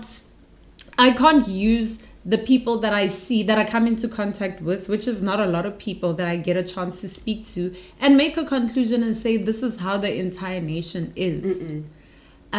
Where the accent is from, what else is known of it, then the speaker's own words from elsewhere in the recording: Pretoria, Gauteng, South Africa; moved away as an adult; also born or lived in Johannesburg; now in South Korea; I'm from Pretoria, and then I moved to Joburg when I was 19, for university